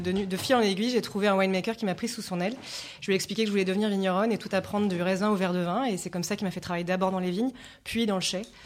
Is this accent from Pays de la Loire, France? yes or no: yes; Layon, Anjou, Pays de la Loire, France; J'ai grandi dans le Léon, donc en Anjou. Je suis très attachée à ma région, c'est pour ça que je me suis installée à Angers.